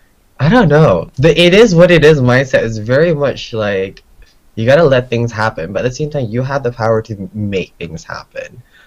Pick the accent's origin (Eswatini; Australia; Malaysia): Malaysia; Third culture living. I'm from Malaysia.